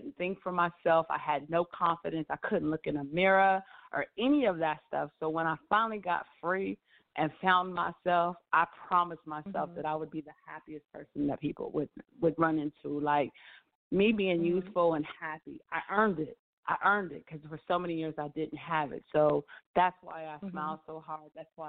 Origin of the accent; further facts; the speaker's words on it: Arkansas, United States; also born or lived in Japan / Spain / Washington State / Washington, D.C.; now in Atlanta, United States; I lived in Japan, Spain, Washington State. I'm originally from Arkansas. I call Washington, D.C. home, but I'm now here in Atlanta.